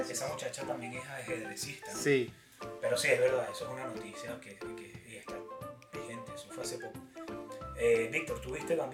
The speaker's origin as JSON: {"language": "Spanish", "country": "Venezuela", "moved": "yes", "lives_now": "United States", "said": "Somos, venezolanos. Creo que tú lo dijiste al principio. Ambos somos venezolanos."}